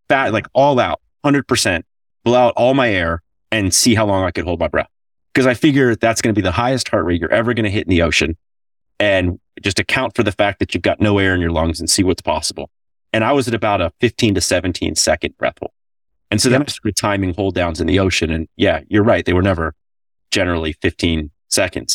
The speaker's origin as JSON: {"language": "English", "region": "Florida", "country": "United States", "tie": "born or raised there", "moved": "as an adult", "lives_now": "Costa Rica", "said": "Before I moved to Costa Rica, growing up in Florida"}